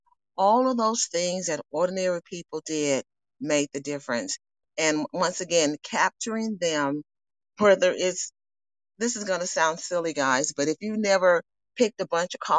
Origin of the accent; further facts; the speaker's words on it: Birmingham, Alabama, United States; I'm from Birmingham